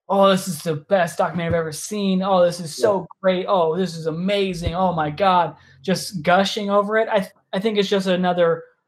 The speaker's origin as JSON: {"language": "English", "town": "Huntington Beach", "region": "California", "country": "United States", "tie": "born or raised there", "said": "I'm a guy who is from Orange County. Yeah. I grew up in Huntington Beach"}